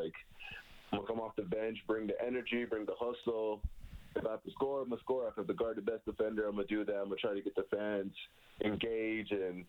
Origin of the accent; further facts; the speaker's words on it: Toronto, Ontario, Canada; I grew up in Scarborough